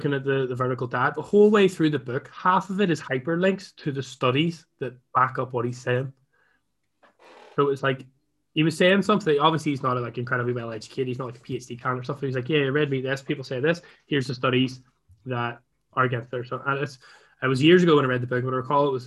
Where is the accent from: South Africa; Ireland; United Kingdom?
Ireland; I'm Irish